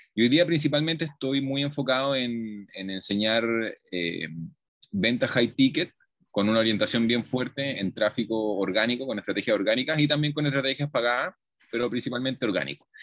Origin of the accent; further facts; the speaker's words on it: Chile; moved away as an adult; now in Colombia; yo soy chileno, y he vivido toda mi vida en Chile, pero hace aproximadamente ya un año me vine a ir a Colombia